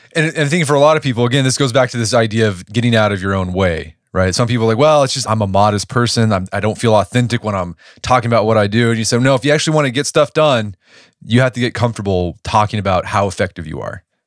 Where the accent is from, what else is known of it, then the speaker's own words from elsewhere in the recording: Oklahoma, United States; I'm from Oklahoma. I went to O U